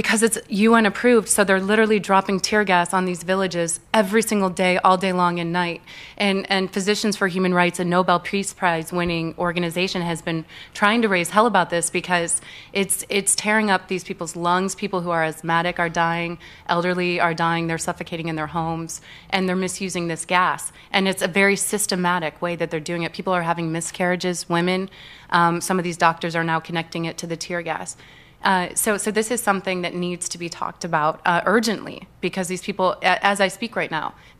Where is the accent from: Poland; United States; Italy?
United States; Midwest; And what really bothered me is because I grew up in the Midwest, and I know how the American people get taken advantage of.